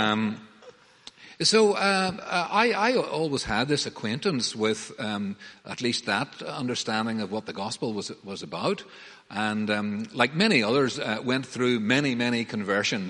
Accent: Banbridge, Northern Ireland, United Kingdom; I grew up in Banbridge and went to the Presbyterian Church there

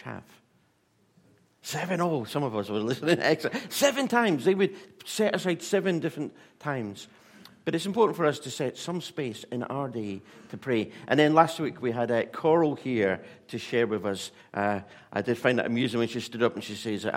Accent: Scotland, United Kingdom; I'm Scottish

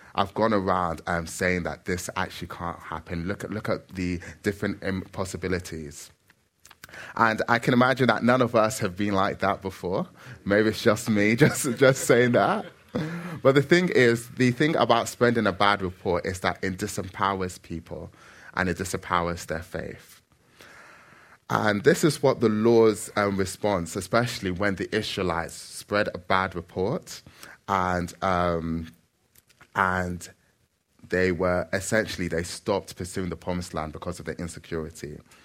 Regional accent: Nigeria; now in London, United Kingdom; I am Nigerian

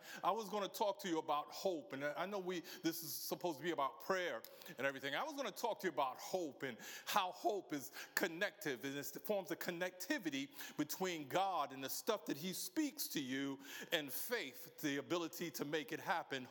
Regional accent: New York City, New York, United States; moved away as an adult; now in United Kingdom; I'm from a place called the Big Apple.

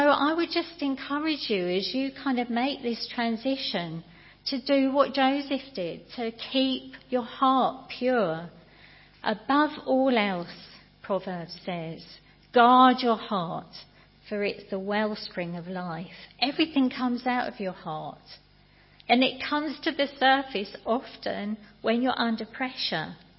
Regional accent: United Kingdom; we're British

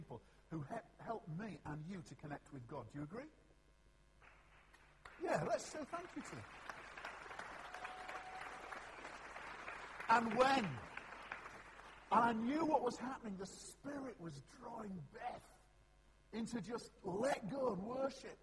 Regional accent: Yorkshire and the Humber, United Kingdom; I'm a Yorkshireman

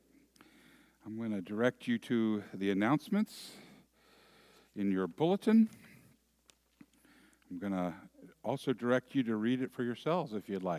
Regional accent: San Francisco Bay Area, California, United States; moved away; I'm from the San Francisco Bay Area

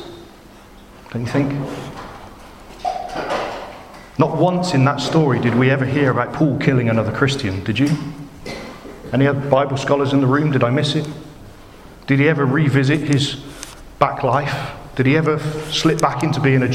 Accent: Bristol, South West England, United Kingdom; accent: Bristolian; now in Basildon, United Kingdom; my funny Bristolian accent

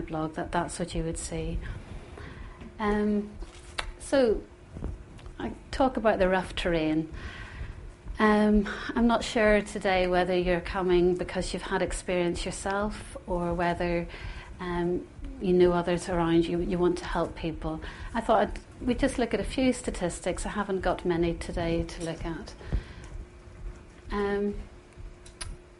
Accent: Northern Ireland, United Kingdom; moved away; growing up in Northern Ireland, as I said earlier, is a blessing and was a bit of a curse for me at times too. And growing up within the Troubles

